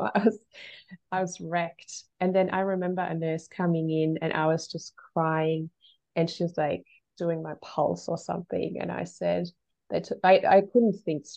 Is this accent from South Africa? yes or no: no; Germany; moved away; I was born in Germany and, you know, lived there for a really long portion of my life